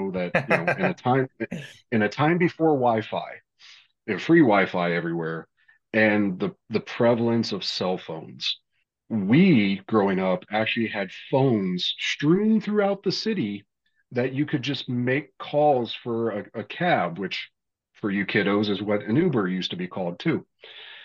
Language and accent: English; Lima, Ohio, United States; I grew up in Lima, Ohio